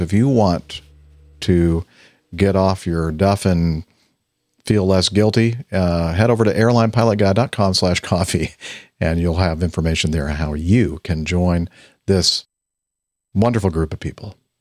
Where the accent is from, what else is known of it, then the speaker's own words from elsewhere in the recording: Los Alamitos, California, United States; where I grew up in Los Alamitos.